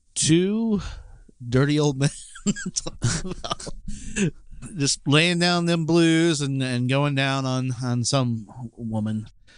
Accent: the South, United States; growing up in the South

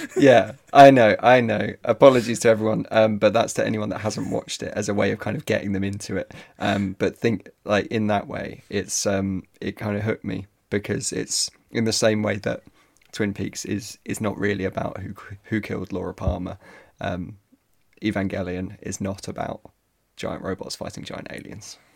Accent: Ireland; I'm Irish

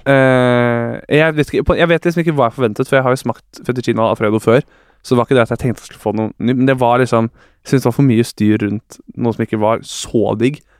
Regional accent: Bærum, Akershus, Norway; moved away as an adult; also born or lived in Trondheim; now in Oslo, Norway; Jeg er jo fra Bærum, og pappa er med i vinklubb

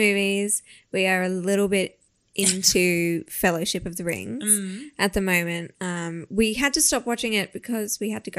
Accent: Australia; we're Australian and we love an underdog

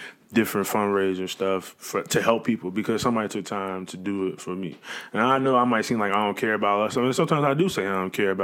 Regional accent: Chicago, Illinois, United States; moved away; I'm from Chicago, but I didn't realize the South Side was a bad place until I left the South Side of Chicago

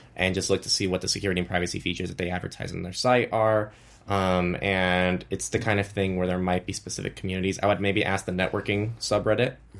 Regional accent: United States; coming from the U S, I think my standards are a little bit different

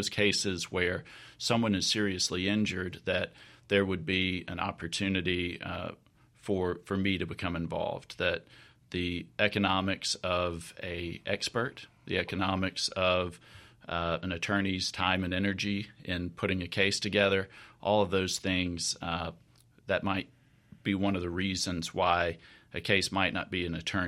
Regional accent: Jackson, Mississippi, United States; I am a Mississippi boy. I was born in Jackson, some of my early life in the Mississippi Delta, and live with my family here in Jackson.

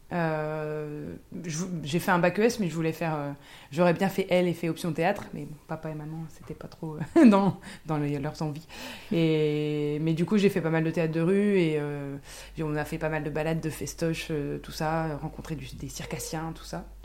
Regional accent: Ardennes, Meuse valley, Grand Est, France; j'ai grandi dans les Ardennes, dans la vallée de la Meuse, donc c'est la campagne version un petit peu de montagne quand même.

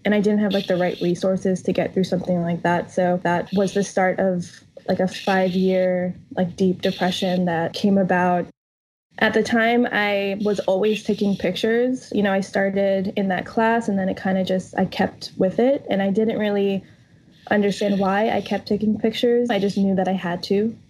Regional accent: New York City, New York, United States; also born or lived in South Carolina / New Orleans; I grew up in New York, New York City, and like upstate New York, like outside the city

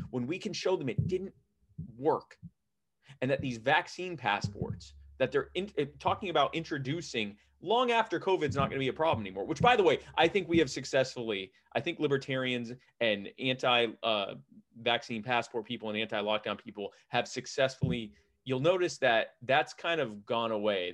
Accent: Baltimore, Maryland, United States; moved away; I'm from Baltimore originally

